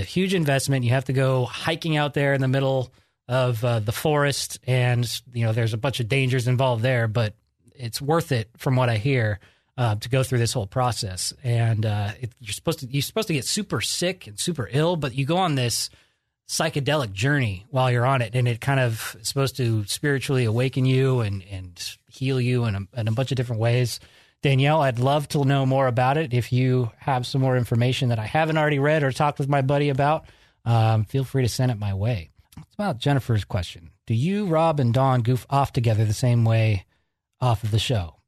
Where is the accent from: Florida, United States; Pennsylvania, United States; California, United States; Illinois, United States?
California, United States; Georgetown; moved away as an adult; also born or lived in Sacramento; I moved up to Georgetown at about, uh, first grade. And I grew up up there until about eighteen